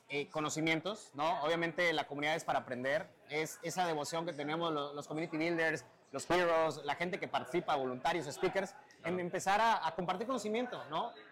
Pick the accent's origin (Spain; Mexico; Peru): Mexico; Eh, yo vengo desde México, me hice día y medio para llegar a Córdoba.